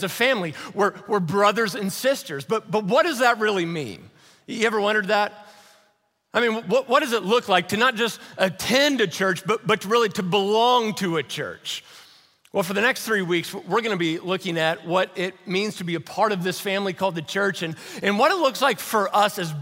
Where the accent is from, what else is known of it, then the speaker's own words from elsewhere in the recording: Louisville, Kentucky, United States; I was born and raised over in Louisville, Kentucky